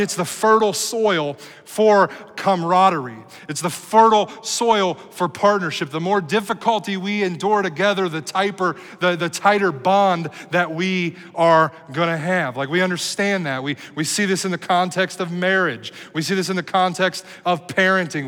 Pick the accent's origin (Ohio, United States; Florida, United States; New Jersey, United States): Ohio, United States; Cincinnati; moved away as an adult; also born or lived in Dallas, Texas; Cincinnati, which is my hometown where I lived here uh, almost all of my life